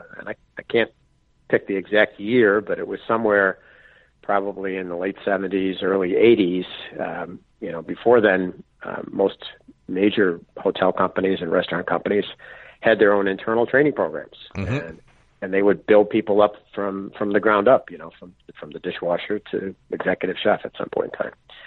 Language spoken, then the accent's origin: English; Buffalo, New York, United States; now in Adirondacks, United States; I was born and raised in Buffalo, so I'm used to winters.